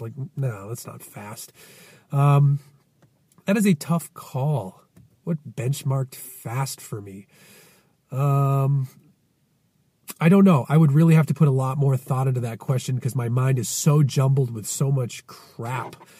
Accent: Winthrop, Massachusetts, United States; my hometown a bit more, Winthrop, Mass.

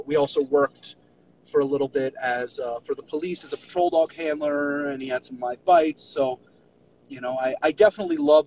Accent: New York City, New York, United States; moved away; also born or lived in Miami; I was born and raised in New York City

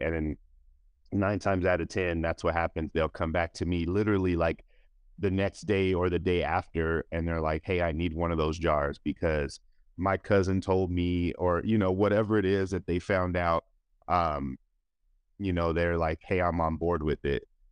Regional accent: Denver, Colorado, United States; I grew up in Denver, Colorado, and, um, I've been here my whole life

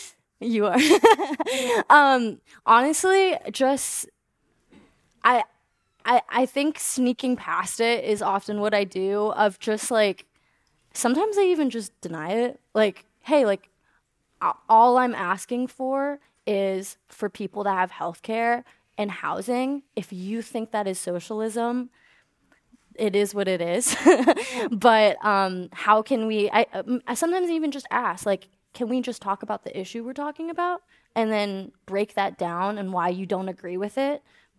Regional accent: Mountain View, California, United States; Also, I grew up in Mountain View, so I'm like 10 minutes from you.

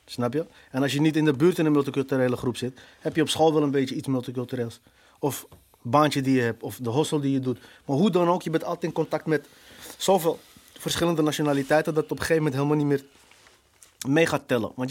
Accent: Morocco; Ja, ik ben Marokkaan, dus ik hoor in deze hoek.

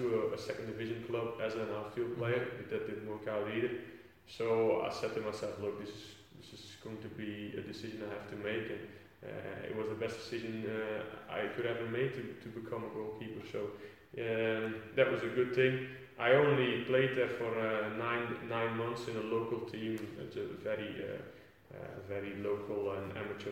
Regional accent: Flanders, Belgium; first language Dutch; English is a second language; moved away as an adult; now in England; back in Belgium. Back in my hometown

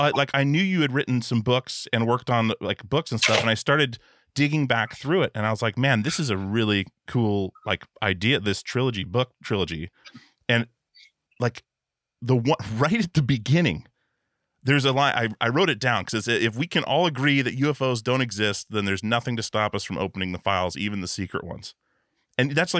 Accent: Alaska, United States; moved away as an adult; also born or lived in Longview, Washington; I was born in Longview, Washington, moved to Alaska when I was 6 months old, and I was there until I was 18

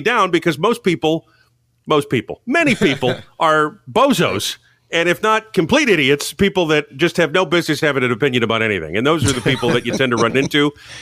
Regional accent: Providence, Rhode Island, United States; moved away; my hometown Top 40 station, Pro FM, in Providence, Rhode Island

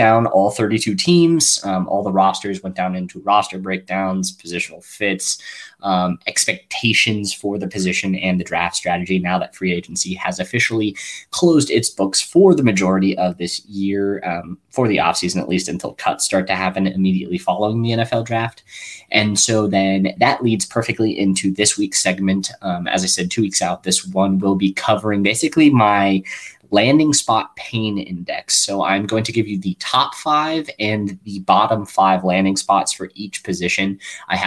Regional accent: Kansas City, Missouri, United States; in Kansas City, my hometown

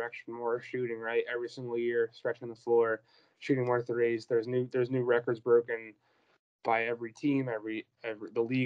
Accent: Philadelphia, Pennsylvania, United States; also born or lived in Boston; now in New York, United States; I'm from Philly

